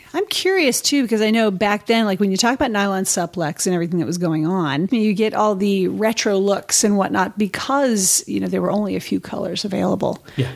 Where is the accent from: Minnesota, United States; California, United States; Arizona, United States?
California, United States; the Bay Area; I grew up in California mm-hmm. and skateboarding was really big, you know, and roller skating and whatnot. Snowboarding, you know, especially growing up in the Bay Area